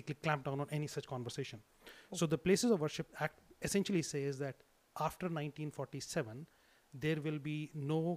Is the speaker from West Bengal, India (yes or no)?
no; Delhi, India; Delhi is where I grew up. And I grew up actually in South Delhi, very, very close to where the Qutub Minar is